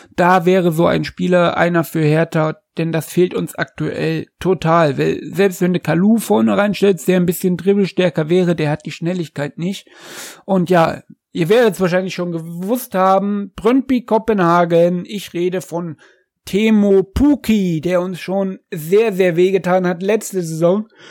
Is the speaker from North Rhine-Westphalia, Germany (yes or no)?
no; Jena, Thuringia, Germany; Sein Geburtsort ist nahe meinem Geburtsort, seiner ist Erfurt, meiner ist Jena